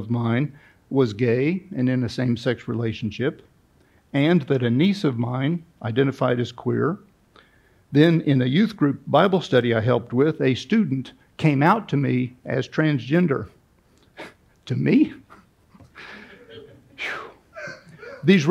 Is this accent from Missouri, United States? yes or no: yes; Kansas City, Missouri, United States; I grew up in Kansas City, Missouri, outside Kansas City, Missouri, in the 60s and 70s.